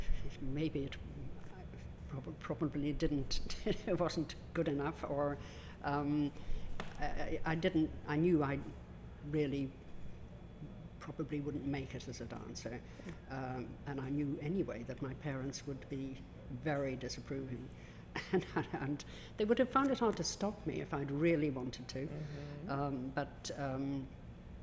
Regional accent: Dublin, Leinster, Ireland; I grew up in Dublin, in a suburb of the city

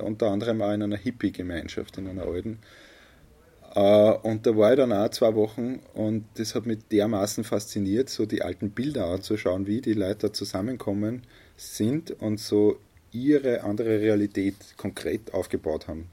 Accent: a village in Lower Austria, Austria; hier im Ort, mhm. da in einem Dorf in Niederösterreich

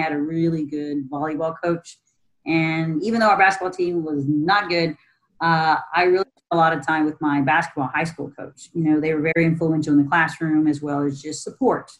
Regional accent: Austin, Texas, United States; moved away as an adult; now in San Antonio, United States; I'm actually born and raised in Austin

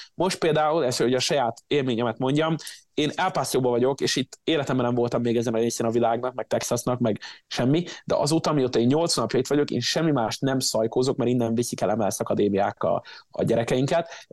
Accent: Szeged, Csongrád-Csanád, Hungary; now in United States; Szegeden, én a- én náluk nevelkedtem

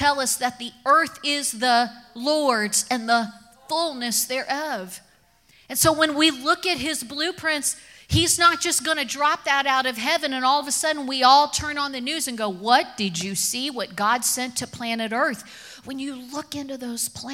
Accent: Kentucky, United States; I grew up in Kentucky

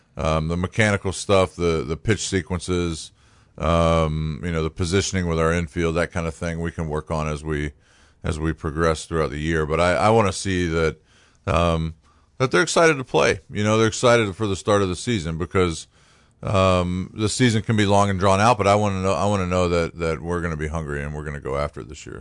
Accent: Chesapeake, Virginia, United States; also born or lived in Cincinnati; now in Maine, United States; I grew up in, in Chesapeake, Virginia, which is near Virginia Beach

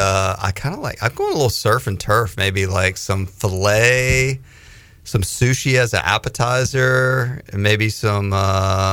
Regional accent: Raleigh, North Carolina, United States; when I was growing up in Raleigh

